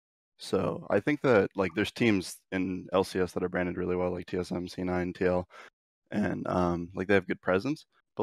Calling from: Monrovia, California, United States; I'm calling from Monrovia, California, though.

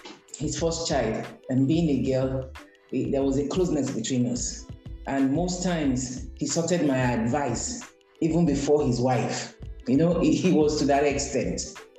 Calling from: Lagos, Nigeria; I'm speaking from Lagos, Nigeria.

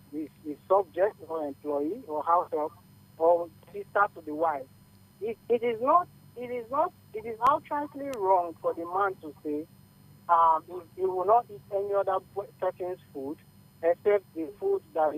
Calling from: Lagos, Nigeria; I'm calling from Lagos.

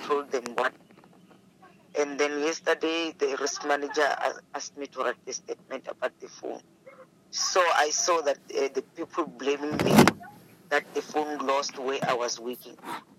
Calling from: Johannesburg, Gauteng, South Africa; I'm from Johannesburg, Deep Slot.

